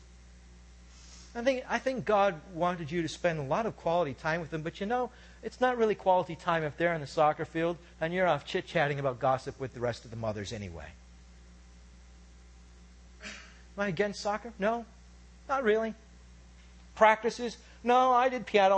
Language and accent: English; United States; I'm from America